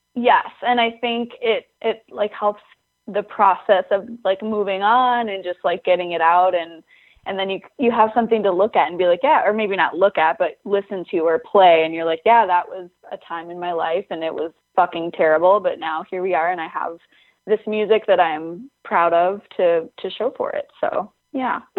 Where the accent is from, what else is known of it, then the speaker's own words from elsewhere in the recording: Lake Washburn, northern Minnesota, United States; It's the lake I grew up on and the lake that is just like outside the window from me right now, which is called Lake Washburn